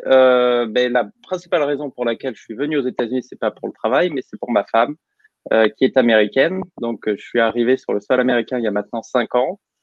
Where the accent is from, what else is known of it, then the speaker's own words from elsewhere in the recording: Normandy, France; moved away as an adult; also born or lived in England; now in United States; je suis normand, donc bien normand.